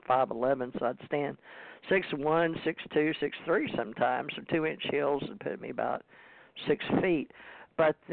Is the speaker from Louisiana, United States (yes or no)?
yes; Ouachita Parish, Louisiana, United States; I was born 10 pounds and 3 ounces at 11:30 on December 26, 1951 in Washita Parish.